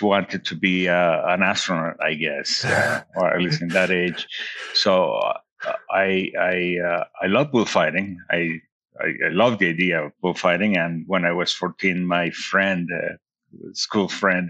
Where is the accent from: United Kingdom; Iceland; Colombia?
Colombia; Bucaramanga, Santander; moved away as an adult; also born or lived in Belgium; now in Denver, United States; I decided to come back to Colombia and finish architecture in my hometown, Bucaramanga, at the Santo Tomas University.